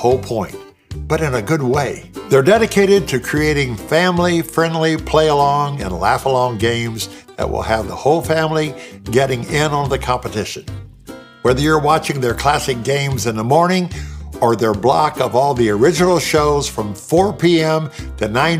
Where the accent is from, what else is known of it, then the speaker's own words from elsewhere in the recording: Indiana, United States; growing up in a cornfield in Indiana